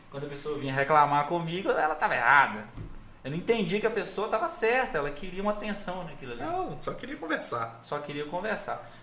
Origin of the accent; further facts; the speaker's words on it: Resplendor, Minas Gerais, Brazil; Eu sou de Resplendor.